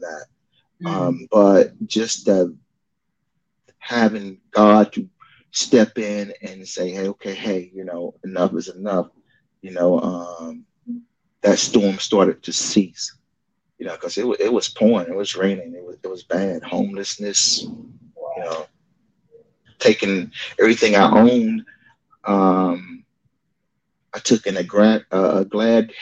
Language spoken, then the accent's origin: English; New Bern, North Carolina, United States; moved away; ended up getting with a group called The Chosen Few out of my hometown, New Bern, North Carolina